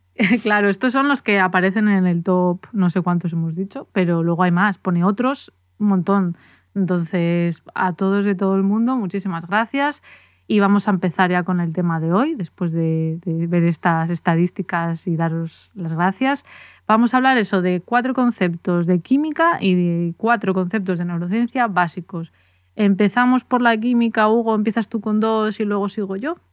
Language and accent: Spanish; Valladolid, Castile and León, Spain; yo soy de Valladolid, me crié en Valladolid